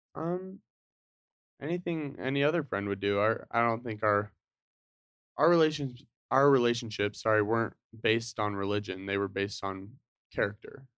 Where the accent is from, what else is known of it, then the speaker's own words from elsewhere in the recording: Draper, Utah, United States; also born or lived in Salt Lake City, Utah; I grew up in Utah. So, I was born in Salt Lake. um, my family moved from Salt Lake to Draper when I was, like, five or six